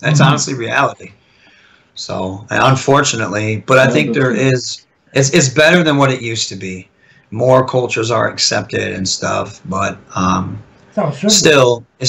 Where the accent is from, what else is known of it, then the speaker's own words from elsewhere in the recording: United States; I was born and raised in America, but you don't treat me like I'm American.